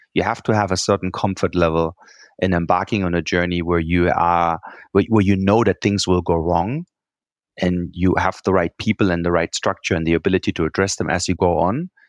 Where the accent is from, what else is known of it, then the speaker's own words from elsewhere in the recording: Germany; English is a second language; moved away; I'm from Germany, as you can tell, I have a funny accent. And, you know, we Germans, we like spreadsheets